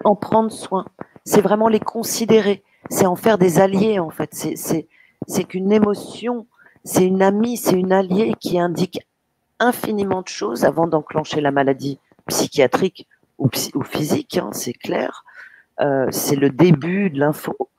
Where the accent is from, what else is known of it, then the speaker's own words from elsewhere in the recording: Paris, Île-de-France, France; je suis née à Paris